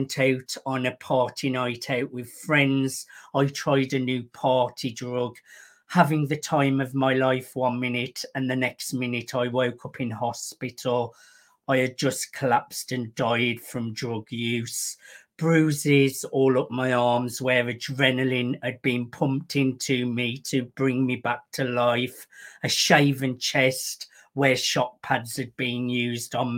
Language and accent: English; Birmingham, West Midlands, United Kingdom; I am from Birmingham in the United Kingdom